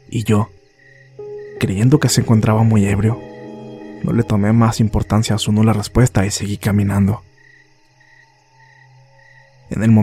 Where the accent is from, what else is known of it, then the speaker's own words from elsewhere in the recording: Sica Sica, La Paz, Bolivia; Yo soy de Sica Sica, un pueblo que se encuentra ubicado a 100 kilómetros al sur de La Paz.